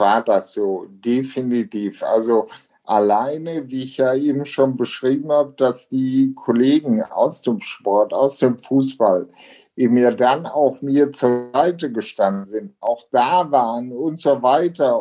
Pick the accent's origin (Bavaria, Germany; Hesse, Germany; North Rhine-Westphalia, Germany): North Rhine-Westphalia, Germany; Ruhr area; also born or lived in Essen; hier bei uns zu Hause in Deutschland, im Ruhrgebiet, an Rheinland, an Rhein und Ruhr